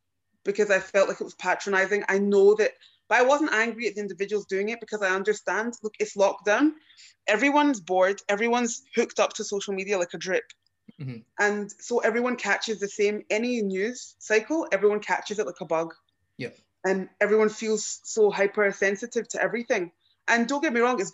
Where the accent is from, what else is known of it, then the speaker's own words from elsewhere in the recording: Glasgow, Scotland, United Kingdom; being born here